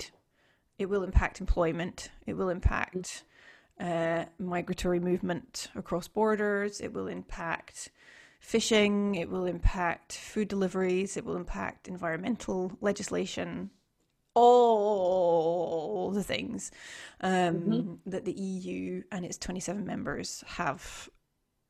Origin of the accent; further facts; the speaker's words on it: United Kingdom; now in Sweden; a Brit living abroad